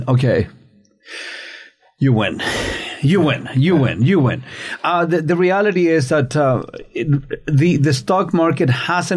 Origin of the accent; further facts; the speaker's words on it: Chile; now in Canada; Growing up in Chile and under a very, very, very religious family